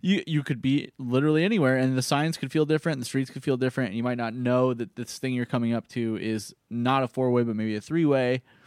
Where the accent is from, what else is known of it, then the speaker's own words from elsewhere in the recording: Phoenix, Arizona, United States; now in Los Angeles, United States; growing up in Phoenix and always being in extreme heat